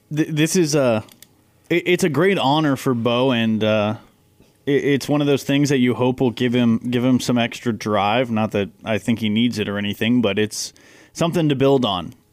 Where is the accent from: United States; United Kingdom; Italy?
United States; Texas; moved away; we're both from Texas